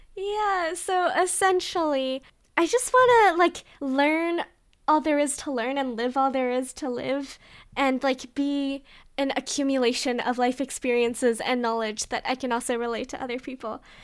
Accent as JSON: {"language": "English", "country": "Canada", "said": "we're too Canadian."}